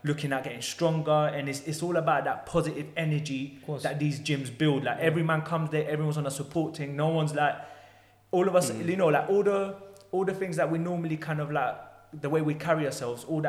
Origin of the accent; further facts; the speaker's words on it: London, United Kingdom; I grew up in Tottenham